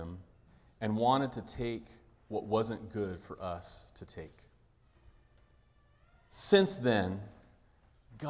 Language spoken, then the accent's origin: English; Pacific Grove, California, United States; So Wes and I grew up in Pacific Grove, California, near Monterey